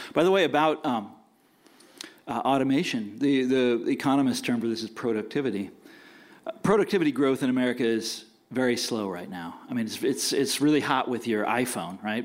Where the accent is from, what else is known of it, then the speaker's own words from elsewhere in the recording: Kansas, United States; I'm from Kansas, so are they